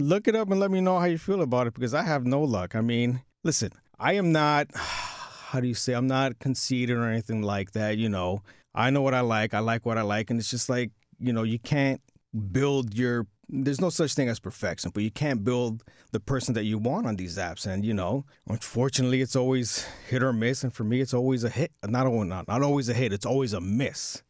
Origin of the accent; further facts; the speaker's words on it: New York City, New York, United States; born and bred in New York City